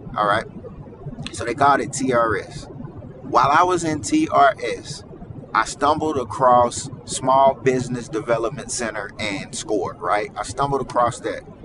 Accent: Mississippi, United States; I am from Mississippi

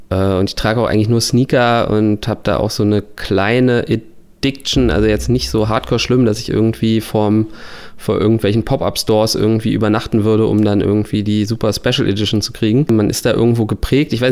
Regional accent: Berlin, Germany; bei mir ist es eben schon seit Kindheit natürlich äh, als Berliner Hertha BSC

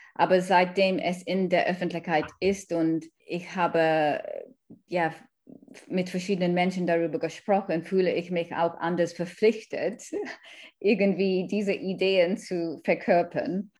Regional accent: Kenya; German is a second language; also born or lived in India / London, United Kingdom; now in Germany; Ich komme aus einer indischen Familie, ich bin in Kenia aufgewachsen

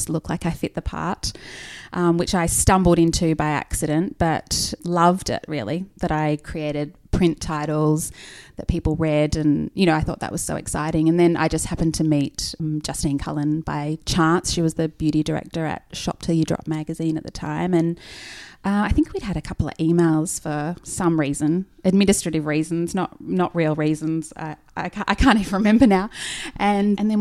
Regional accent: Nelson Bay, New South Wales, Australia; I am from about 2.5 hours north of Sydney in a little town called Nelson Bay in Port Stephens. Grew up on the beach

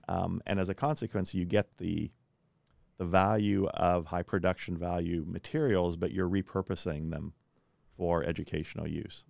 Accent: Kansas, United States; also born or lived in Belgium / Chicago, Illinois; now in Indianapolis, United States; I grew up in Kansas, spent three years living in Belgium in Europe, and then went to graduate school at University of Chicago.

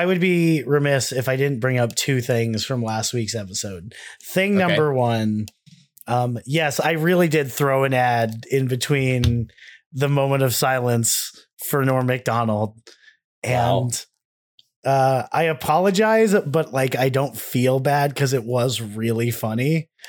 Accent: Delaware, United States; born there; I was born in Delaware.

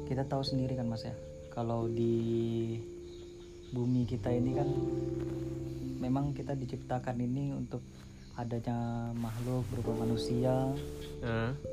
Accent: East Kalimantan, Indonesia; ya uh, saya asli Kalimantan Timur cuma untuk kuliah di Jogja

